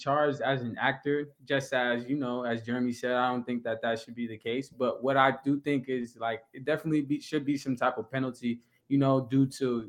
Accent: New Jersey, United States; I'm from Jersey, so I'm right next to New York.

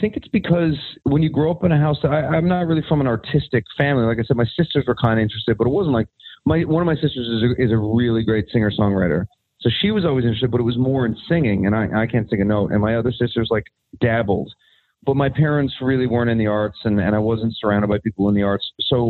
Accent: Newfoundland and Labrador, Canada; Well, hockey in Newfoundland, I think it's like hockey in most places in Canada. It's like a birthright. Like that's just what you do. I started playing hockey when I was 7

